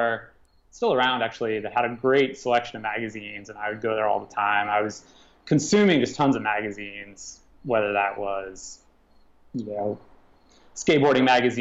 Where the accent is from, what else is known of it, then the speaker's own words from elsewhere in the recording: Southern Indiana, United States; we grew up together in Southern Indiana